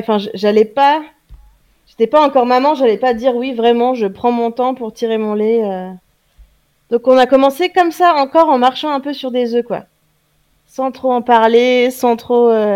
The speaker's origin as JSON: {"language": "French", "country": "France", "said": "je suis française"}